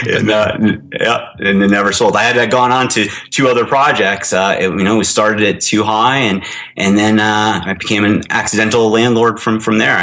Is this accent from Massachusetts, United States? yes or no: yes; West Springfield, Massachusetts, United States; moved away as an adult; also born or lived in Hermosa Beach, California; now in Los Angeles, United States; I'm originally from West Springfield, Massachusetts. Moved out to California after college